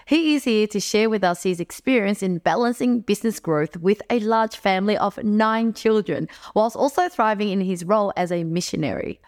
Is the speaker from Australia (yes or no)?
yes; Melbourne, Victoria, Australia; moved away; I was from Melbourne